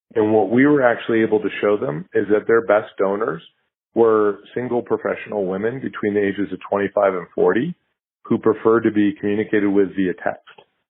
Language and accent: English; United States; as an American